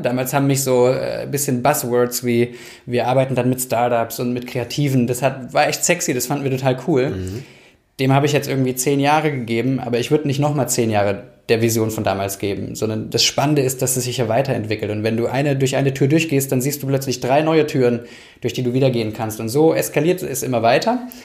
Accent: Germany; eigentlich will ich doch da wirken, wo ich herkomme. Und dann mussten wir zum Leidwesen meiner Frau zurück

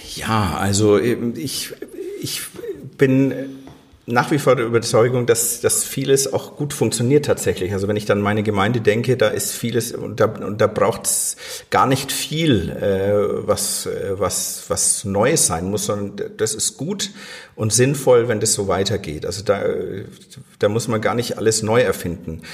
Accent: Lower Franconia, Bavaria, Germany; also born or lived in Fürth / Crimea; eigentlich bin ich ein Unterfranke

